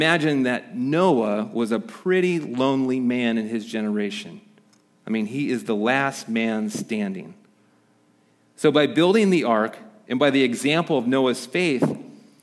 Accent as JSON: {"language": "English", "region": "Midwest", "country": "United States", "tie": "born or raised there", "moved": "yes", "said": "where I grew up in the Midwest"}